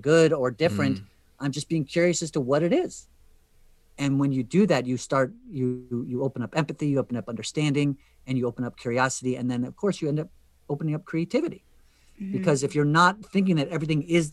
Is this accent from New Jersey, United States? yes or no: yes; Western New Jersey, United States; I grew up in Western New Jersey, as I did